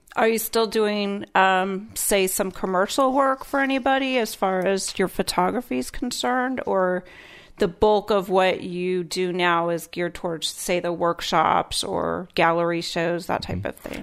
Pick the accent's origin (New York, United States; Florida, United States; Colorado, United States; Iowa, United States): Iowa, United States; born and raised in Iowa